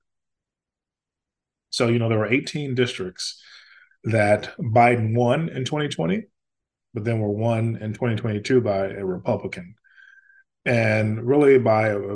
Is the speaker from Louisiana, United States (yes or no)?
yes; Louisiana, United States; growing up in Louisiana